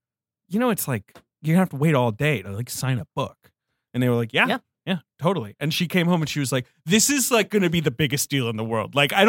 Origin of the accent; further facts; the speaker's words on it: England, United Kingdom; One, I grew up in England.